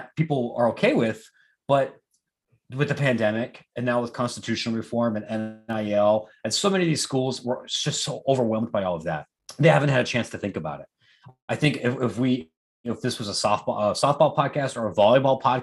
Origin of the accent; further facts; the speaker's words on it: Columbus, Ohio, United States; now in Chicago, United States; I live in Chicago. I'm from Columbus